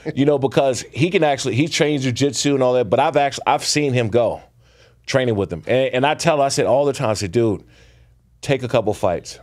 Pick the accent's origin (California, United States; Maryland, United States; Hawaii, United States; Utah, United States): Maryland, United States; Prince George's County; I grew up boxing. I'm from Prince George's County, Maryland